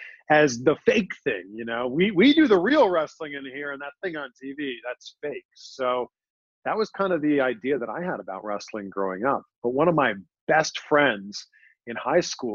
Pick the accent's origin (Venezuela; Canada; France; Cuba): Canada; Pickering, Ontario; moved away as an adult; also born or lived in Toronto, Canada / Cleveland, United States; now in Miami, United States; my actual hometown, which is Pickering, Ontario, just east of Toronto.